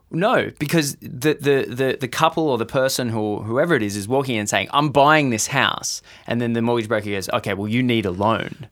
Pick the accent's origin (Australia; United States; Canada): Australia; as an Australian